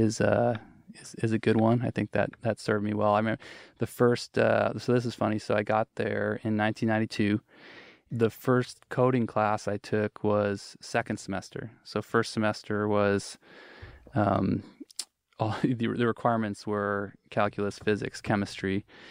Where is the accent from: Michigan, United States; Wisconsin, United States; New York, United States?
Wisconsin, United States; moved away as an adult; also born or lived in Seattle; I grew up in Wisconsin.